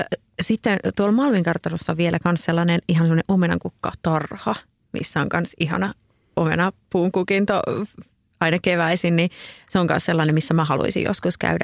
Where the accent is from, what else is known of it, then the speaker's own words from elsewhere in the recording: Oulu, North Ostrobothnia, Finland; Oulussakin esimerkiksi, missä, mistä mä oon kotoisin